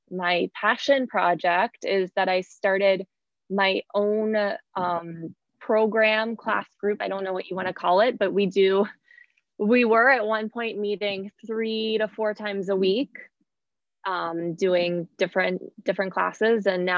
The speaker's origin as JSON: {"language": "English", "town": "Pittsburgh", "region": "Pennsylvania", "country": "United States", "tie": "born or raised there", "also_born_or_lived": "Virginia / New York City", "moved": "as an adult", "said": "I grew up in Pittsburgh, Pennsylvania"}